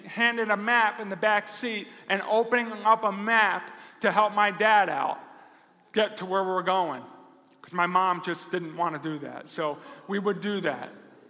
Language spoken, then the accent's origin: English; Rochester, New York, United States; God forbid they know I'm a pastor from Rochester, New York.